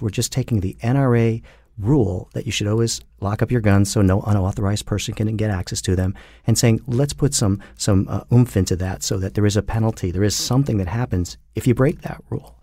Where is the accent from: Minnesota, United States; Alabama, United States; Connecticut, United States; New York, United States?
Connecticut, United States; Trumbull; I grew up in Trumbull, Connecticut.